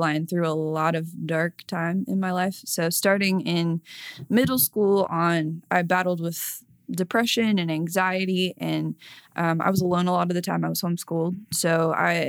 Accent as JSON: {"language": "English", "region": "Southwest Florida", "country": "United States", "also_born_or_lived": "Virginia", "moved": "as an adult", "lives_now": "Oklahoma, United States", "said": "I'm originally from Southwest Florida"}